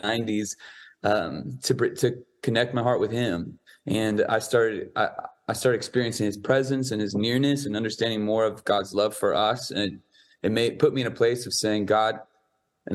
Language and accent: English; San Diego, California, United States; I grew up in San Diego